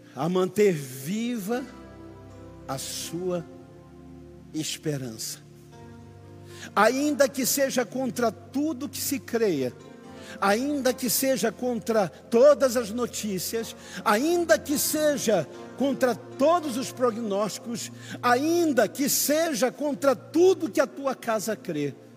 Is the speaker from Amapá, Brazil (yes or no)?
yes; Amapá, Brazil